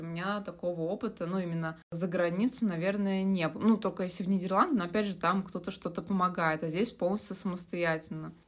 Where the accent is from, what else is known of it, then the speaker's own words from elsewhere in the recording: Moscow, Russia; also born or lived in Saint Petersburg, Russia; Я родилась в Москве и большую часть жизни прожила в этом городе